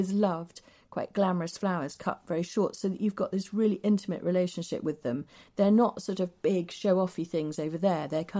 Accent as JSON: {"language": "English", "town": "Shepreth", "region": "East of England", "country": "United Kingdom", "tie": "born or raised there", "said": "my mother, who still lives just outside Cambridge in the garden that I was brought up in Shepreth"}